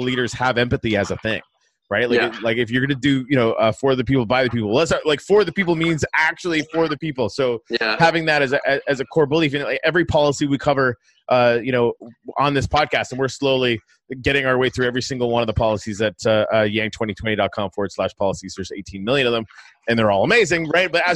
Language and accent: English; Canada; I'm a Canadian